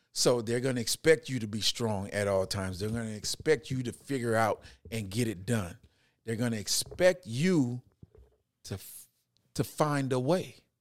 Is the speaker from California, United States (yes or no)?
no; Houston, Texas, United States; I'm growing up in Houston, Texas. I'm grew up in Fifth Ward.